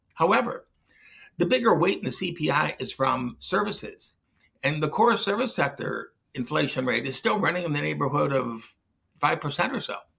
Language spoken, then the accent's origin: English; Detroit, Michigan, United States; I grew up in Detroit